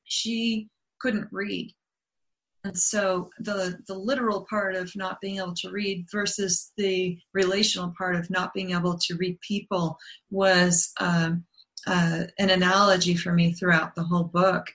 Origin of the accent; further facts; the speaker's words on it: Denver, Colorado, United States; also born or lived in Las Vegas, Nevada; now in Montana, United States; was also raised in the Rocky Mountains in Denver